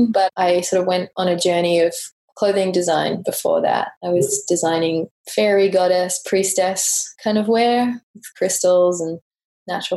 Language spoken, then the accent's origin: English; England, United Kingdom; moved away; growing up in England, I did go to quite a lot of art galleries